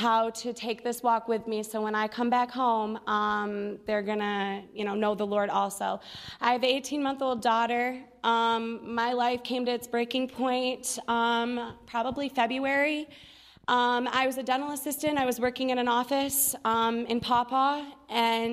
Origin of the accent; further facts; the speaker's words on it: Galesburg, Michigan, United States; I'm from Kalamazoo, Michigan, actually a little town next to Kalamazoo called Galesburg